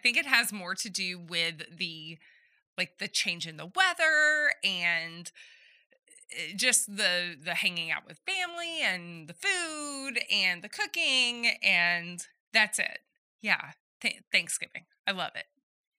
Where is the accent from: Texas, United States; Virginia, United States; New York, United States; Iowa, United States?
Texas, United States; Oh, I don't know, because I'm from Southeast Texas